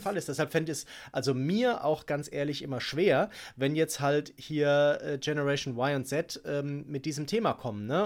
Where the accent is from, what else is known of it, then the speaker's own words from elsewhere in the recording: Germany; bei uns in Deutschland